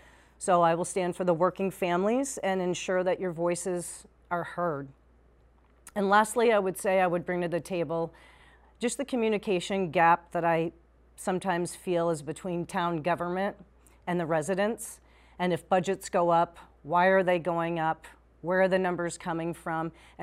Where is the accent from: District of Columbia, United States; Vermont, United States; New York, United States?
Vermont, United States; South Burlington; also born or lived in Colchester, Vermont; I am born and raised in Vermont. I grew up in South Burlington.